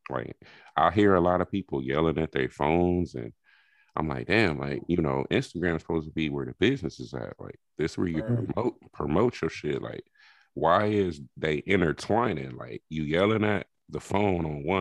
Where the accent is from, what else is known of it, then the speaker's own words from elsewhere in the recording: California, United States; I'm from California